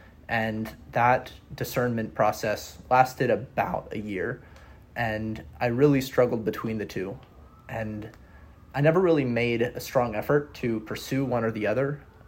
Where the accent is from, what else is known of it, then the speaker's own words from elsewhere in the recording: Wisconsin, United States; also born or lived in Oregon / Georgia; I'm originally from Wisconsin. Spent most of my life in between Wisconsin, Oregon, and Georgia.